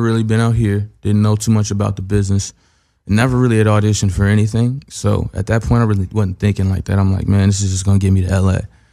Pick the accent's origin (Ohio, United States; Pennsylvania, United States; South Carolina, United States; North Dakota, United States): Ohio, United States; I'm from Ohio